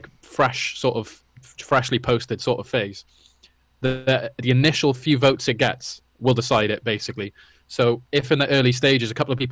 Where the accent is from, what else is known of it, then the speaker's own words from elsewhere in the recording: Wales, United Kingdom; I'm from Wales